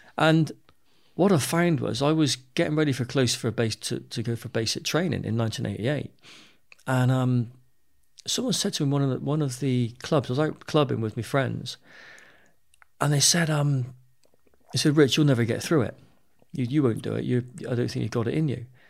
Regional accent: Bristol, South West England, United Kingdom; I grew up in Bristol

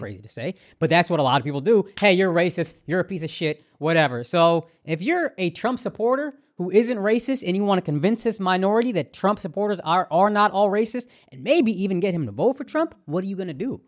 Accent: the South, United States; moved away; I grew up in the South

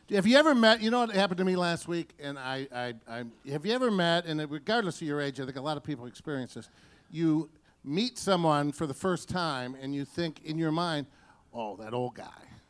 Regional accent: Detroit, Michigan, United States; my hometown of Detroit

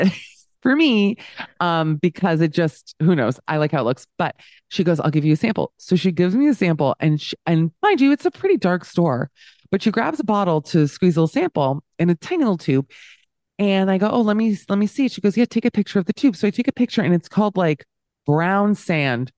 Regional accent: Miami, Florida, United States; Miami, so I grew up in the Wildenstein of, the Wildensteins of America

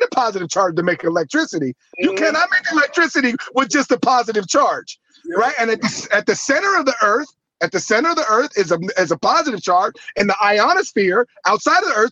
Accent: Santa Monica, California, United States; also born or lived in New York City; I grew up in the Santa Monica, Venice area

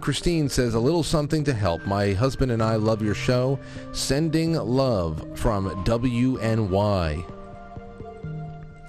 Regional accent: East Coast, United States; we're from the East Coast

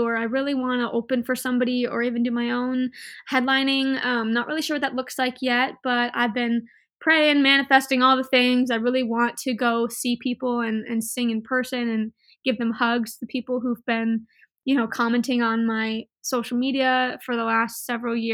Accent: Inland Empire, California, United States; moved away; it's my hometown. I grew up there

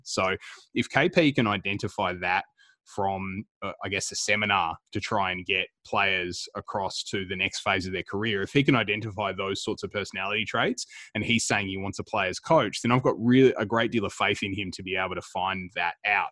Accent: Melbourne, Victoria, Australia; We're three guys from Melbourne

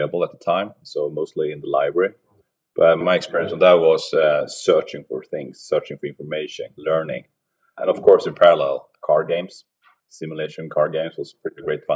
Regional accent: Sweden; now in Oslo, Norway; I'm originally from Sweden. So I'm grown up north of Stockholm on the east coast of Sweden

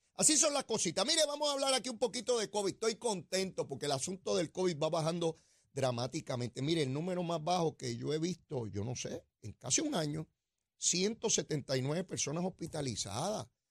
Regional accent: Puerto Rico; nuestros hermanos y hermanas puertorriqueñas

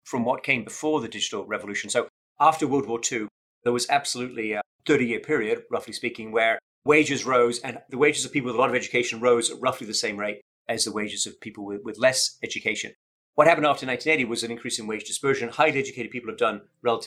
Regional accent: Sheffield, Yorkshire and the Humber, United Kingdom; I'm from Sheffield

